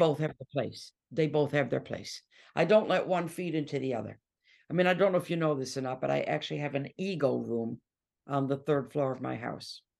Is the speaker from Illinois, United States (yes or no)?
no; Detroit, Michigan, United States; moved away as an adult; now in England; I'm from Detroit